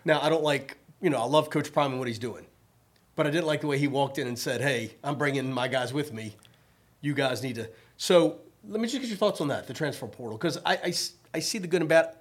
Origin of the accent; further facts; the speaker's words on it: Richmond, Virginia, United States; moved away; I grew up in Richmond, Virginia